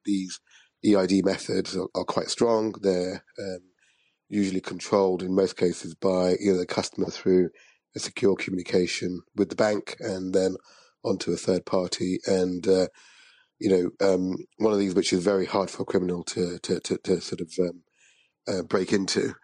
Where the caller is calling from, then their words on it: London, United Kingdom; I'm calling from London